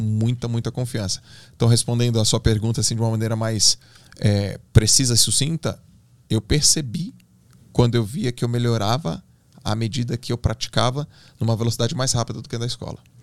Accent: Santos, São Paulo, Brazil; Eu sou de Santos, né? Então, lá em Santos, onde eu nadava, tem um clube muito forte, uma da Unisanta, que é uma universidade, e eu nadei lá a vida toda

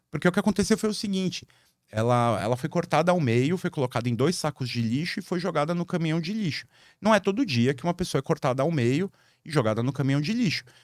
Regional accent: São Paulo, Brazil; sou paulista.

